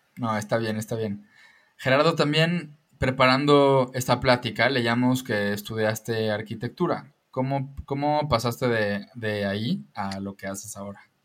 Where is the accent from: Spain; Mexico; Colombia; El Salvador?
Mexico; Yucatán; Yo soy yucateco